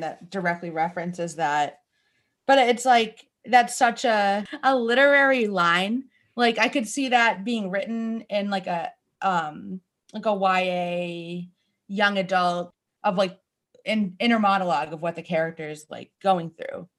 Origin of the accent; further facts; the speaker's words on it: Northeast, United States; we grew up here in the Northeast